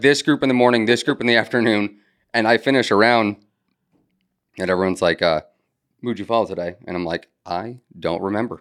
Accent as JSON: {"language": "English", "region": "Connecticut", "country": "United States", "moved": "as an adult", "lives_now": "Charleston, United States", "said": "I'm from Connecticut."}